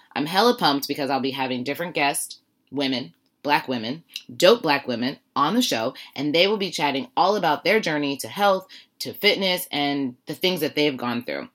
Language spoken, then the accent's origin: English; Warren, Ohio, United States; I'm from Warren, Ohio.